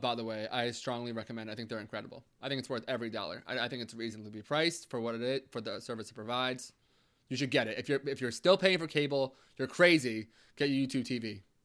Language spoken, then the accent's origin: English; United States; we're from uh, the New York, New Jersey kind of border area